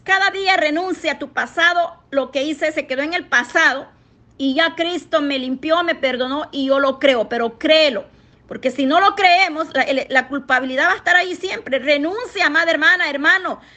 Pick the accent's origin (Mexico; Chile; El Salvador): El Salvador; moved away; allá en mi país, El Salvador